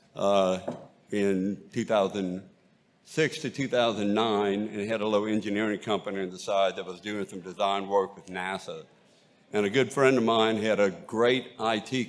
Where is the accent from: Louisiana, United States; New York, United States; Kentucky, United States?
Louisiana, United States; Bayou Lafourche, Cajun country; accent: Cajun; I am from Cajun country and grew up on Bayou Lafourche